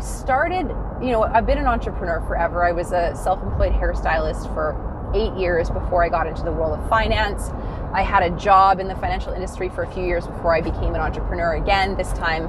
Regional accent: Dawson Creek, British Columbia, Canada; moved away as an adult; also born or lived in Grande Prairie, Alberta; I'm from Dawson Creek, BC originally. I lived in Grand Prairie, Alberta for 9 years. Whenever I come up north to my homeland where I you know, basically grew up and lived through my 20s in Grand Prairie

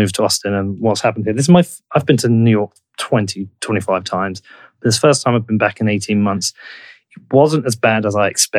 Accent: United Kingdom; I get asked that a lot being from the UK.

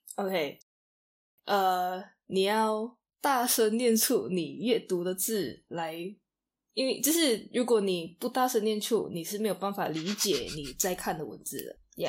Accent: Kuching, Sarawak, Malaysia; 我会选择古之影也是，对啊。因为家里就最舒服啊。朋友也在这里啊，家人也在这里

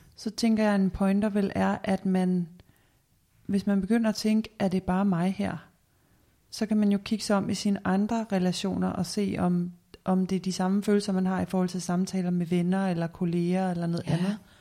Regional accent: Denmark; som danskere

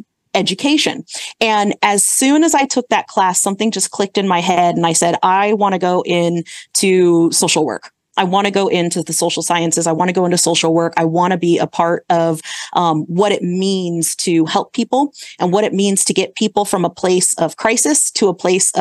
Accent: Santa Clara, California, United States; moved away as an adult; now in Sacramento, United States; I grew up in the Bay Area. So I grew up in the Santa Clara area

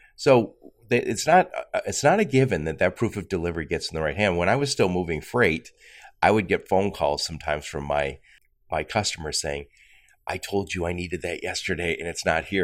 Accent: Dearborn, Michigan, United States; I'm from Dearborn

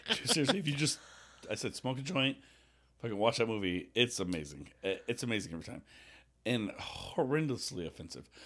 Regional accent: Las Vegas, Nevada, United States; We're from Vegas

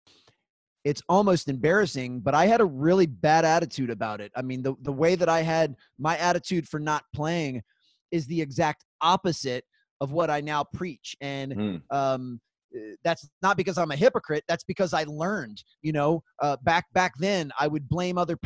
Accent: Gaithersburg, Maryland, United States; also born or lived in North Carolina; So I live in Gaithersburg, Maryland. It's a small suburb about 30 minutes north of Washington, D.C. So I'm on the east coast of the United States. And this is actually where I grew up.

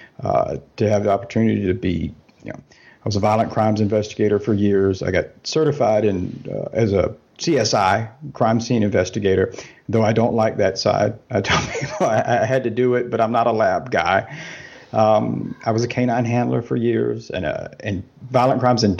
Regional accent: southern United States, United States; moved away as an adult; now in Germany; I am from the States. I grew up, spent my whole life in the southern United States

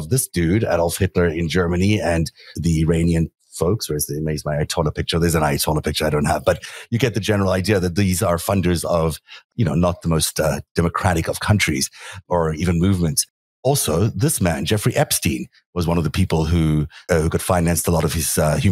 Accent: South Africa; now in United States; I grew up in South Africa.

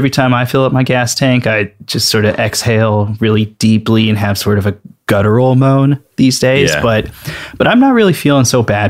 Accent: Southern United States, United States; hey, I grew up in the South. This is like this is formal wear.

